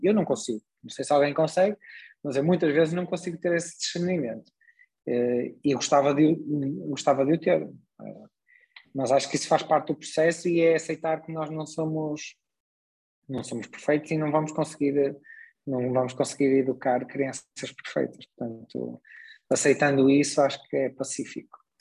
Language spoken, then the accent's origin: Portuguese; Braga, Norte, Portugal; also born or lived in Vila Nova de Gaia; vim muito novo morar para Braga, portanto vim com 4 anos para Braga, portanto, já basicamente sou um bracarense, considero-me um bracarense